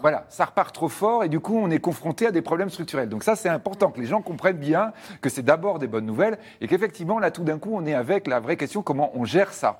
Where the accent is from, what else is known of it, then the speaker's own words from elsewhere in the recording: France; nous, on est français